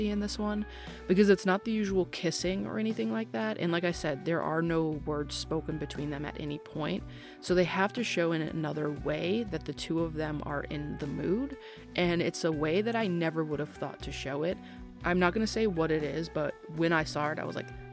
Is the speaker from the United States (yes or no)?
yes; United States; as an American who has never had to live through anything even close to the constant shelling